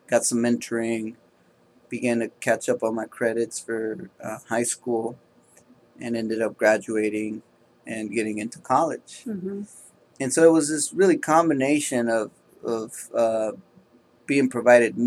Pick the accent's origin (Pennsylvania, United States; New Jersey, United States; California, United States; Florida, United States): California, United States; Oakland; I was raised in Oakland, California